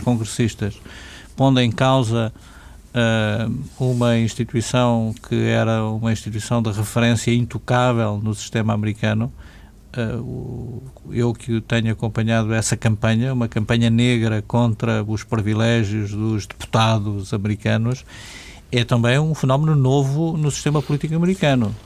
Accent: Portugal

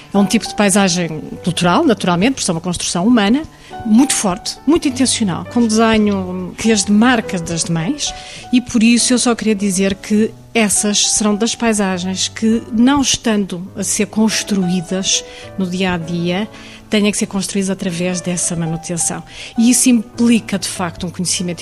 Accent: Portugal; o nosso país

